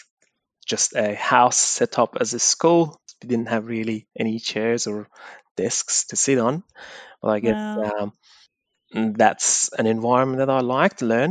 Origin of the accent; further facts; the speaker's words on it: Iran; moved away; also born or lived in Afghanistan; I was living in a refugee camp in Iran, so there wasn't many things that I could really do. I am from Afghanistan and we were living as illegal migrants in Iran